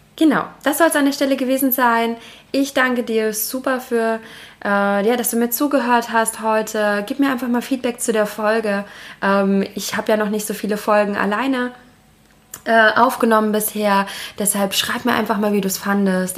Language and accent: German; Germany; Wir haben als Deutsche